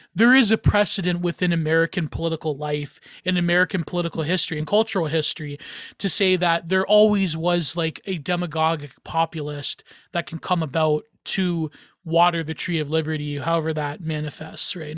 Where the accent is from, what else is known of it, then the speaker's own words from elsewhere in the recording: Canada; I'm Canadian